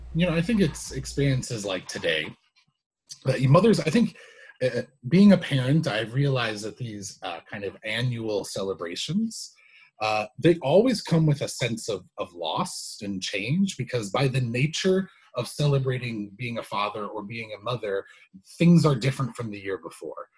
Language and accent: English; United States; being an American